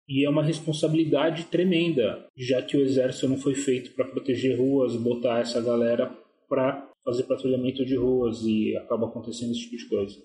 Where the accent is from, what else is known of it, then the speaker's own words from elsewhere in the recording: São Paulo, Brazil; eu sou de São Paulo